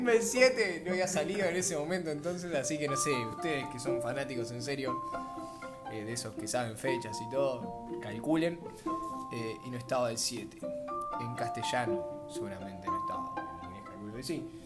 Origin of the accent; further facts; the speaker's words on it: near Mar del Plata, Buenos Aires Province, Argentina; yo soy de Valcarce, un pueblito ah, cerca de Mar del Plata.